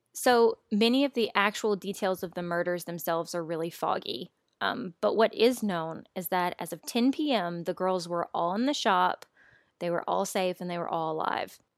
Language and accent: English; Louisiana, United States; moved away as an adult; now in Austin, United States; my hometown in Louisiana